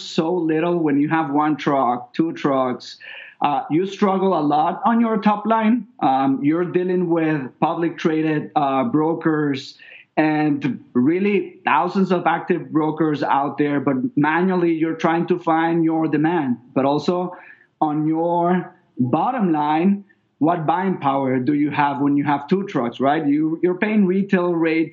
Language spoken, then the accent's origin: English; Venezuela; moved away as an adult; also born or lived in New York; now in Miami, United States; I'm originally from Venezuela.